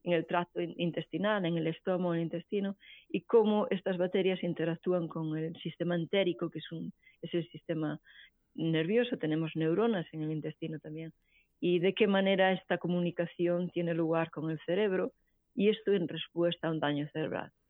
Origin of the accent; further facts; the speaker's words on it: Bretoña, Galicia, Spain; moved away as an adult; also born or lived in Santiago de Compostela / Barcelona / Paris; now in Houston, United States; yo soy originariamente de Galicia, eh, en concreto de Bretoña, que es un pueblo de la provincia de Lugo